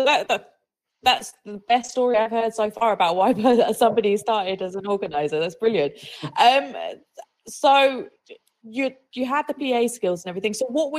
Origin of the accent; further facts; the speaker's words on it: South East England, United Kingdom; even though I'm from Kent